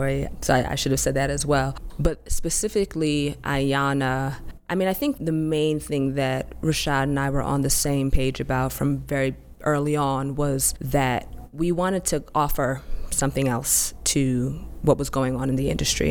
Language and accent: English; New York City, New York, United States; I'm from Harlem